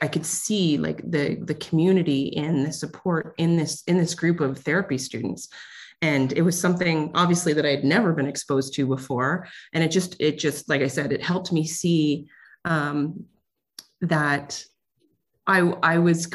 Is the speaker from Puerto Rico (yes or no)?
no; Ontario, Canada; I'm from Ontario, Canada.